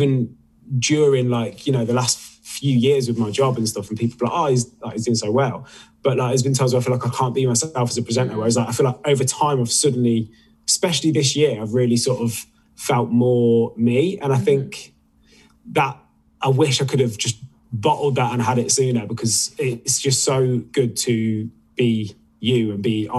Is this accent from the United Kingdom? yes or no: yes; Midlands, United Kingdom; accent: Midlands; no one in the UK says that about my Midlands accent